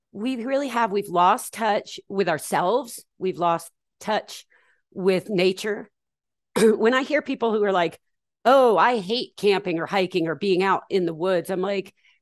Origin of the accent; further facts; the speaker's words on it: Atlanta, Georgia, United States; I was raised in the South in Atlanta in the 80s